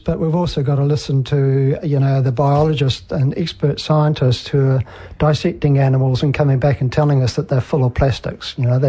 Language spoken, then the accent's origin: English; Auckland, New Zealand; born there; I was born near Pukekohe, but I've never really lived there for any length of time.